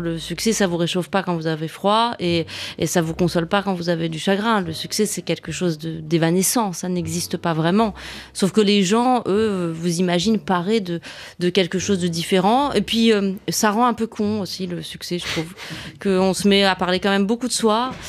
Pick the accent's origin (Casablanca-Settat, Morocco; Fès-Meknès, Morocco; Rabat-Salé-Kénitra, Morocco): Rabat-Salé-Kénitra, Morocco; Rabat; j'ai grandi à Rabat au Maroc